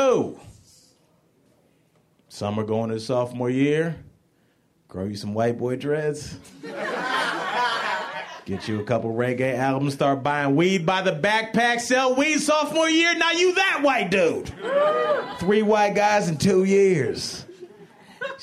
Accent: Cleveland, Ohio, United States; moved away as an adult; also born or lived in Jackson, Mississippi; I'm from Cleveland

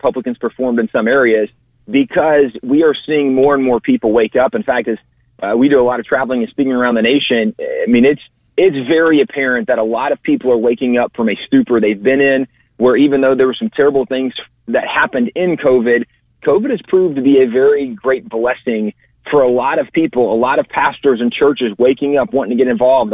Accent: Texas, United States; as a Texan, as a conservative and Christian

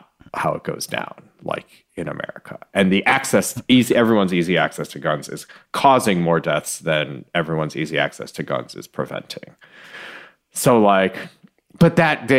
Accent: Michigan, United States; I'm from Michigan

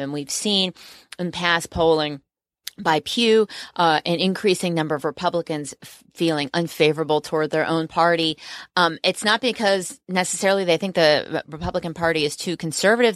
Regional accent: New Jersey, United States; I'm from New Jersey

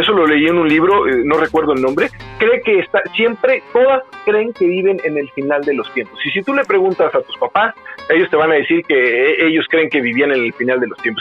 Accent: Mexico; now in Guadalajara, Mexico

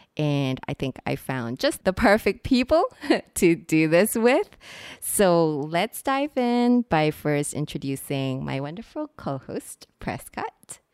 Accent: Singapore; today we are recording from Singapore, which is I know some of you might already know this, which is where I'm from. And one of the things that I really struggled with when I was growing up here

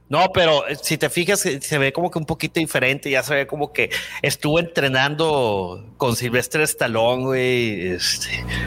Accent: Culiacán, Sinaloa, Mexico; moved away; yo soy de Culiacán

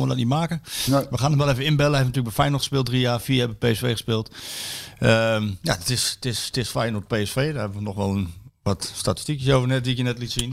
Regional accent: Deventer, Overijssel, Netherlands; ik kom dan uit Deventer

